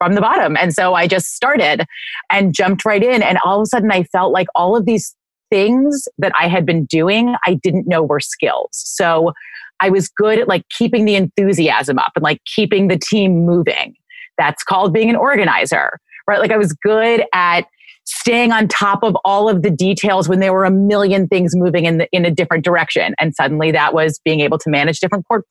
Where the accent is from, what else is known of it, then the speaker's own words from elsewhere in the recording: New York City, New York, United States; we did both grow up in the city